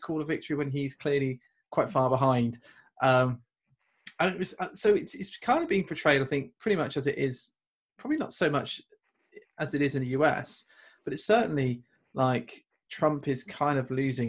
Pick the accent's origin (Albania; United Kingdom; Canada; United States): United Kingdom; accent: British; I'm British